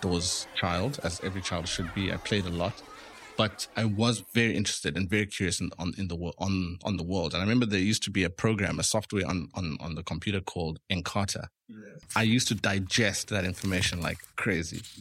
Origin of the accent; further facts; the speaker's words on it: Eastern Cape, South Africa; moved away as an adult; now in Cape Town, South Africa; we grew up in the Eastern Cape. I'm first generation South African. So I was the first person in my family born here